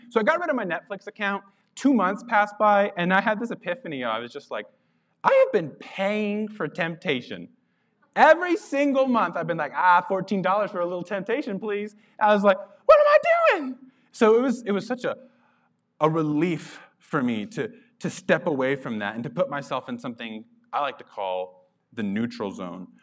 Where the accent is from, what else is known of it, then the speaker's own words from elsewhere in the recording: Carlsbad, New Mexico, United States; moved away; I grew up in Carlsbad, New Mexico